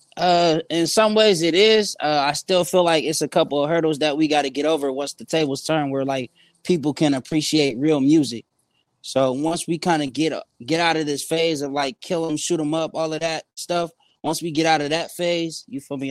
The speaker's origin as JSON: {"language": "English", "town": "San Bernardino", "region": "California", "country": "United States", "moved": "yes", "lives_now": "Phoenix, United States", "said": "I'm from San Bernardino, California. I'm in Phoenix, Arizona"}